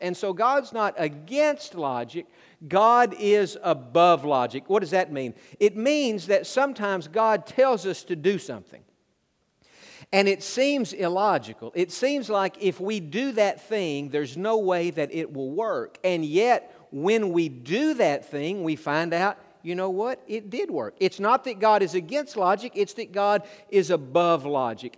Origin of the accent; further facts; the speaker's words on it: Tennessee, United States; also born or lived in Georgia; I grew up in Tennessee